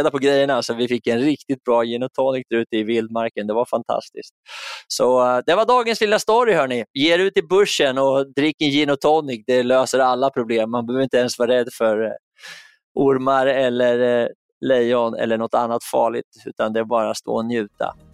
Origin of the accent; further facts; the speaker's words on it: Örebro, Örebro County, Sweden; vi skulle då vara där över eh, julafton och hemma i Örebro så är det så att juldagen är en stor festdag